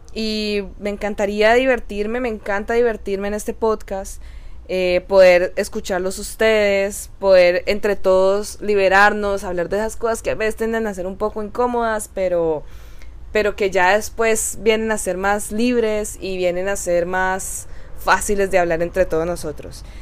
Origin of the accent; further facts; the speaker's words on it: Cali, Valle del Cauca, Colombia; soy colombiana, caleña de corazón